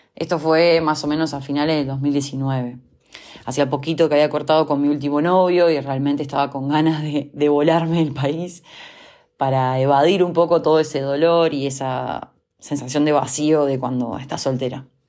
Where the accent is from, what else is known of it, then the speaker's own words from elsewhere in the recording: Uruguay; also born or lived in Montevideo, Uruguay / Germany; yo soy uruguaya, vivo en la ciudad de Montevideo.